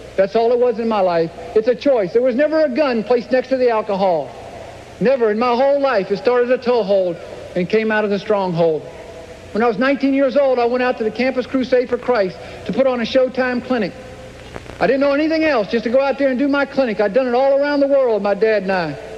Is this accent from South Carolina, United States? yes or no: yes; Clemson, South Carolina, United States; I grew up in Clemson, South Carolina